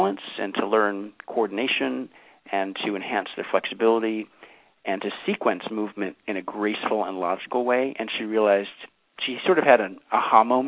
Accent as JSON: {"language": "English", "town": "Newton", "region": "Massachusetts", "country": "United States", "tie": "born or raised there", "said": "So I grew up in the Boston area, just outside of Boston, in a town called Newton, Massachusetts."}